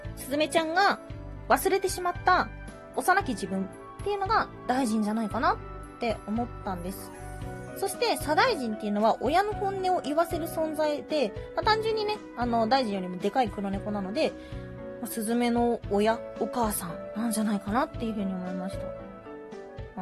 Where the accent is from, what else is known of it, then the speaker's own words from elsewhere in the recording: Hyogo, Japan; 地元が兵庫県なんで